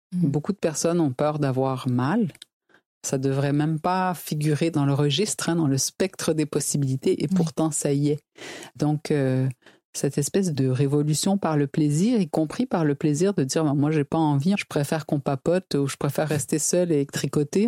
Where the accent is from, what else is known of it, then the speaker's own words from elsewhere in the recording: Quebec, Canada; je suis québécoise